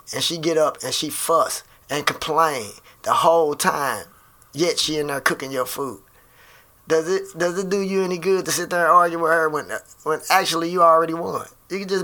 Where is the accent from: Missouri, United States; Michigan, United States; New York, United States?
Missouri, United States; Wellston; I grew up in St. Louis in a small community called Wellston